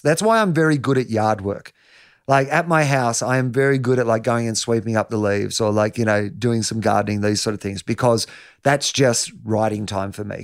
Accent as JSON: {"language": "English", "town": "Denison", "region": "Victoria", "country": "Australia", "said": "I'm from Anderson's Road, Denison. My dad's a dairy farmer. There's two hundred and fifty people where I'm from"}